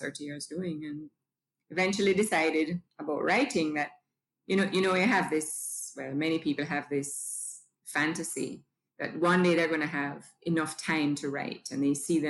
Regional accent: Jamaica; I'm Jamaican. I was born here, spent all of my life here except for 2 years away at school.

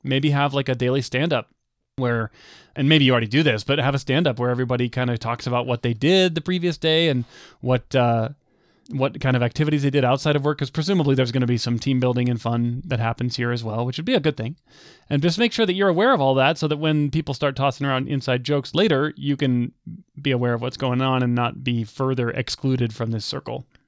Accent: United States; growing up in the United States

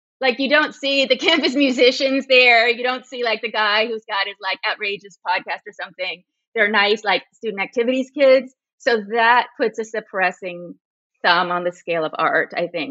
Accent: Berkeley, California, United States; I was born in 1961 in Berkeley. So my whole childhood was the free speech movement.

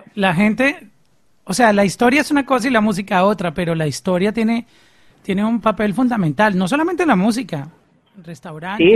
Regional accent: Colombia; soy colombiano

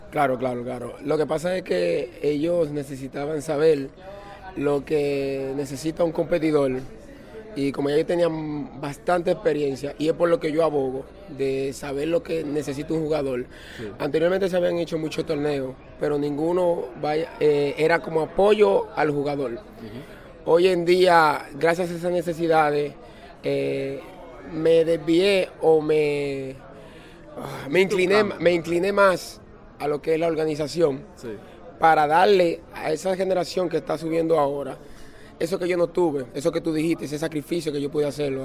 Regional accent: Dominican Republic; aquí en República Dominicana

